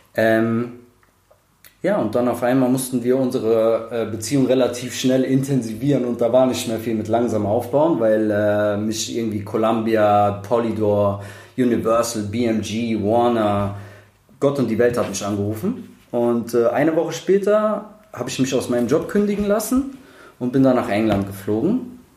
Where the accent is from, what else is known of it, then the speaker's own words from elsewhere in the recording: Rüsselsheim, Hesse, Germany; moved away as an adult; ich ähm, komme ursprünglich aus dem wunderschönen Rüsselsheim am Main